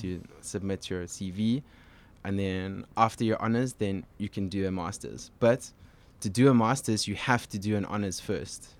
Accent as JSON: {"language": "English", "town": "Cape Town", "region": "Western Cape", "country": "South Africa", "tie": "born or raised there", "moved": "as an adult", "lives_now": "Montreal, Canada", "said": "I grew up in Cape Town."}